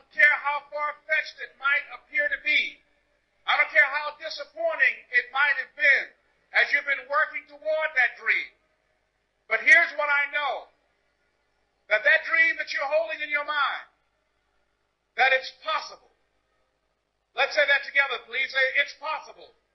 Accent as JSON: {"language": "English", "town": "Miami", "region": "Florida", "country": "United States", "tie": "born or raised there", "said": "I was born in Miami, Florida, in an area called Liberty City, in an abandoned building on a hard linoleum floor with my twin brother."}